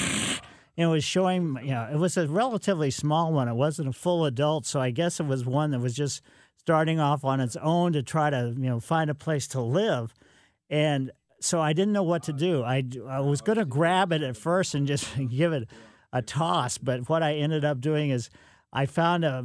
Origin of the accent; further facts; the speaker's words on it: Ellisville, Missouri, United States; I grew up in Ellisville